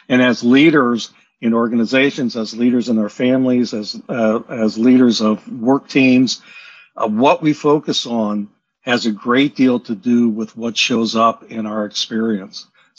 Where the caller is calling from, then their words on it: Bainbridge Island, Washington, United States; Bainbridge Island, Washington, off the near Seattle.